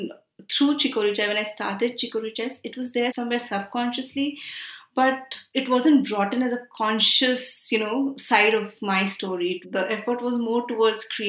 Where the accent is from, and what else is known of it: India; born or raised there; also born or lived in Milan